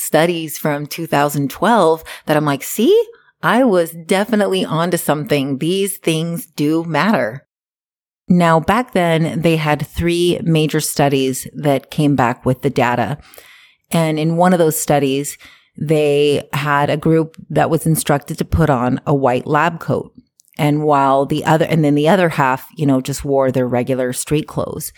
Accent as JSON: {"language": "English", "region": "Hawaii", "country": "United States", "tie": "born or raised there", "moved": "as an adult", "lives_now": "Canada", "said": "I grew up in Hawaii"}